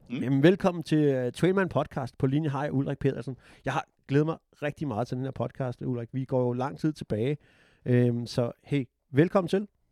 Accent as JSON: {"language": "Danish", "country": "Denmark", "moved": "yes", "lives_now": "United States"}